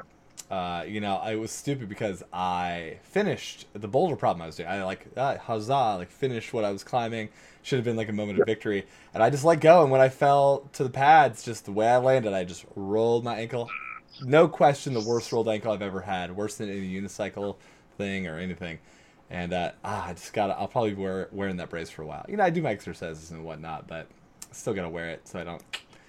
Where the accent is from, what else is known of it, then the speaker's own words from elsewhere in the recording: United States; I'm from America